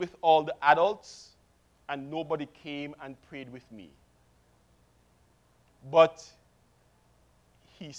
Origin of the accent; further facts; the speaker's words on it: Kingston, Jamaica; I was born in Kingston, Jamaica, 1964, which makes me 46